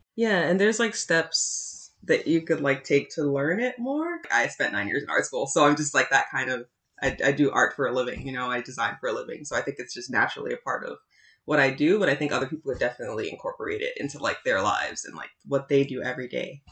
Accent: New York City, New York, United States; I'm like originally from the South Bronx

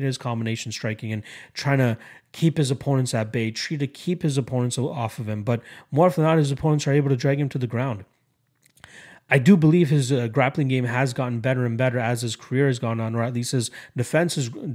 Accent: Canada; as a Canadian

